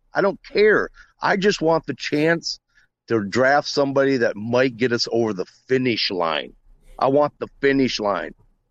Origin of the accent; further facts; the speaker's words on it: Sioux Falls, South Dakota, United States; I'm from the Sioux Falls, South Dakota area.